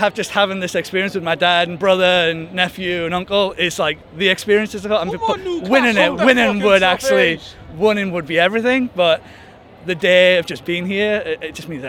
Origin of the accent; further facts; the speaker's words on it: Bedlington, North East England, United Kingdom; moved away as an adult; now in Dallas, United States; I'm originally from Bedlington in the northeast, but I've been living in Dallas, Texas for the last 15 years.